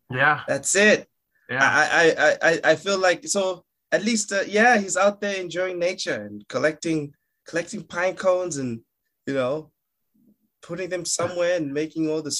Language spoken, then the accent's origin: English; Malawi; No, I'm I'm from uh, a country called Malawi. Uh, M A L A W I is the spelling.